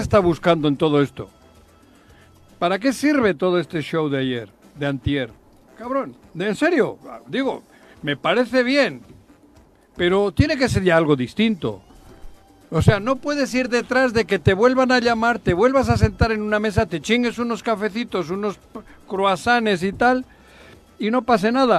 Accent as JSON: {"language": "Spanish", "region": "Basque Country", "country": "Spain", "tie": "born or raised there", "moved": "yes", "lives_now": "Morelos, Mexico", "said": "yo nací allí, yo soy del País Vasco, de nacimiento"}